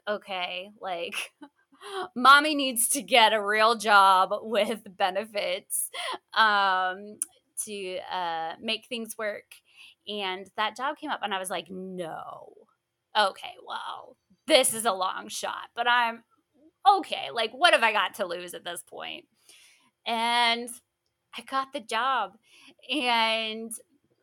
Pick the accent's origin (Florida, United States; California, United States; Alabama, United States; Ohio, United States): Florida, United States; I grew up in Florida